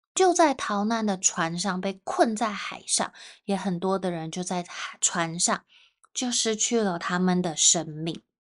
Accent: Taipei, Taiwan; 如果我是去到台湾的南部，我就会说啊，我是从台北来的

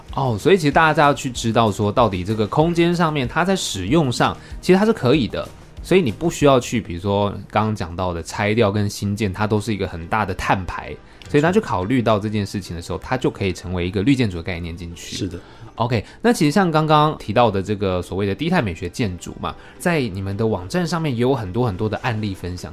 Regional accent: Taiwan; 我们台湾这边

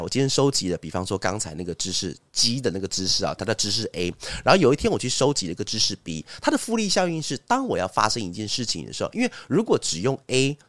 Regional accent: Taiwan; 我们台湾人的一些那种餐桌礼仪

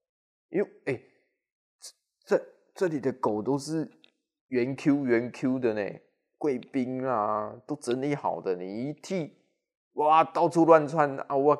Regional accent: Taichung, Taiwan; accent: Taichung; 尤其是我呐要讲台语，应该听有。哦，我是标准的台中腔啦，对不对？

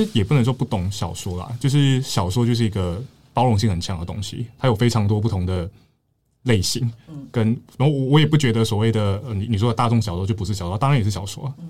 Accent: Malaysia; now in Taiwan; 你作为一个马来西亚人，或是你作为一个在台湾的马来西亚人，就诸如此类的，他很多时候一直在思考这个问题啊。

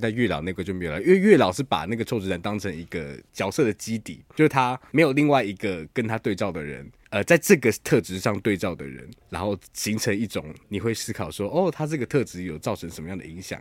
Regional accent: Taiwan; 我们身为台湾人

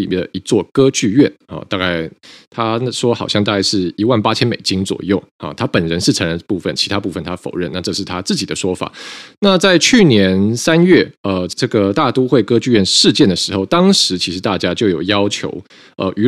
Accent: Taiwan; 那这个事情出来以后呢，我们台湾这边的外交部就是说，呃，这个台湾支持乌克兰的立场坚定，不容模糊。

